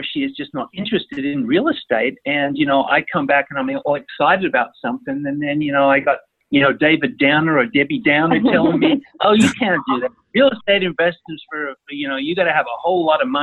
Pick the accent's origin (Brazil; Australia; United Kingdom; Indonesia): Australia; accent: Australian; moved away; my Australian accent